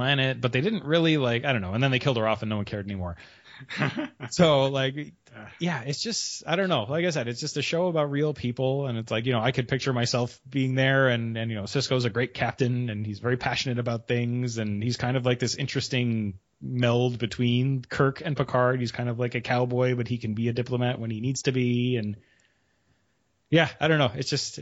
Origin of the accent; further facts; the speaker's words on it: Canada; I'm Canadian